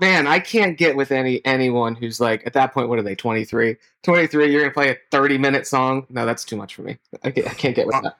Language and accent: English; Pittsburgh, Pennsylvania, United States; our age and growing up in Pittsburgh, you had WDVE